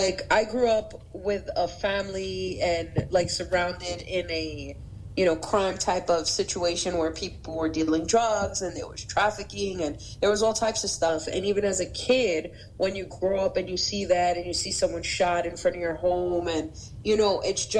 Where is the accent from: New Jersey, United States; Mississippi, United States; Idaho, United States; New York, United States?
New York, United States; New York City; I'm from Brooklyn, New York.